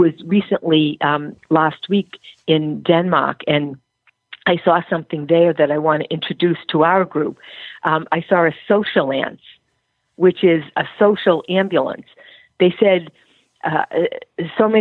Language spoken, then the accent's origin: English; Ireland; I'm Irish